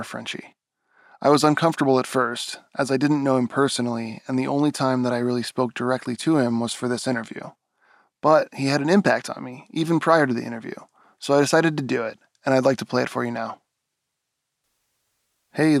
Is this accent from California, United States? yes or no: yes; East Bay, California, United States; I grew up in the East Bay. That's my old stomping grounds